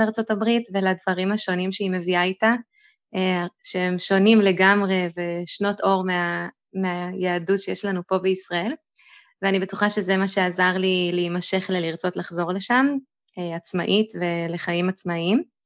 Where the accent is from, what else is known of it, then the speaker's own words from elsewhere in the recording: Lehavim, Southern District, Israel; also born or lived in Boston, United States; now in Beersheba, Israel; אני במקור מלהבים, כרגע אני גרת בבאר שבע